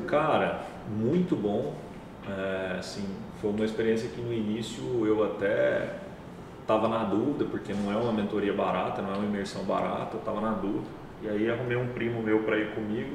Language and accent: Portuguese; Goiânia, Goiás, Brazil; also born or lived in Cuiabá; Cresci em Goiânia.